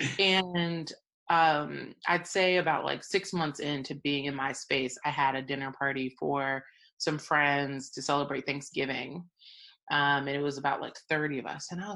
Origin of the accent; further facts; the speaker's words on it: Atlanta, Georgia, United States; my growing up in Atlanta